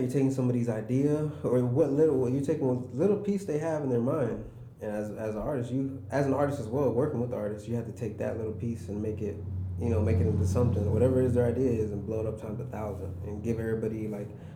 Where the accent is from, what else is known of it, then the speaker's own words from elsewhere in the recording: Houston, Texas, United States; I grew up between north side and northwest side. That's pretty much where I spent most of my life growing up in Houston.